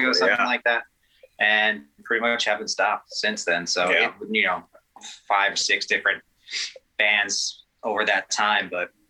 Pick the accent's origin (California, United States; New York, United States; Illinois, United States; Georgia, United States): New York, United States; Long Island; born or raised there